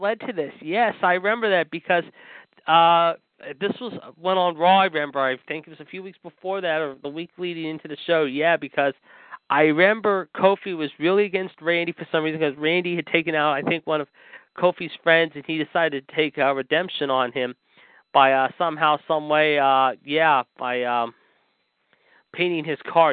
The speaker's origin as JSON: {"language": "English", "town": "Pittsburgh", "region": "Pennsylvania", "country": "United States", "tie": "born or raised there", "said": "my hometown of Pittsburgh, Pennsylvania"}